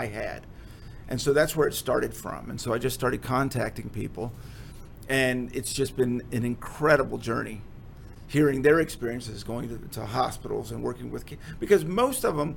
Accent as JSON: {"language": "English", "town": "Fort Worth", "region": "Texas", "country": "United States", "tie": "born or raised there", "also_born_or_lived": "Washington, D.C.", "said": "I came to Fort Worth, you know, as a little kid. In fact, I was born in Washington, D.C., and my mom said, because my dad was in politics, my mom said, let's go back to Texas"}